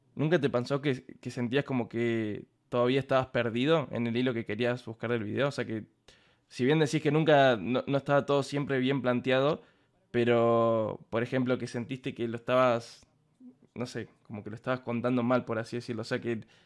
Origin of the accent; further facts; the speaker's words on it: Córdoba, Argentina; yo soy de Córdoba